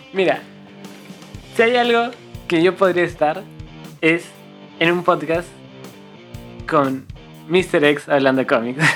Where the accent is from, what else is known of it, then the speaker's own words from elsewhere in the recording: Cusco, Peru; moved away as an adult; now in Lima, Peru; nosotros somos de Cusco, Entonces llegamos para la universidad